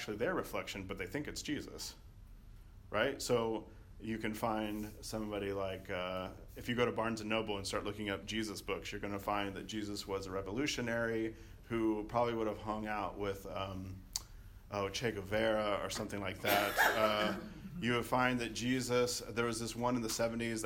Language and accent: English; Arkansas, United States; when I was growing up in Arkansas